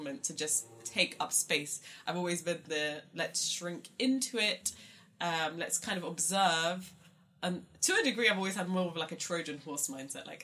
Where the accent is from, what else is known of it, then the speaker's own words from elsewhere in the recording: London, United Kingdom; accent: South London; also born or lived in Luton; I came from South London and Croydon.